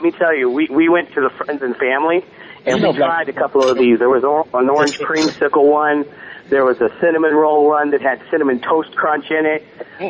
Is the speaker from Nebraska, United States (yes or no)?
yes; Omaha, Nebraska, United States; I grew up in Omaha